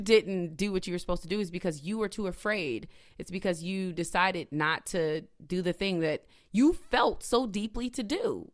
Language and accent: English; Indiana, United States; moved away as an adult; now in Philadelphia, United States; I'm from Indiana, moved to Philadelphia in two thousand fourteen because I wanted that change.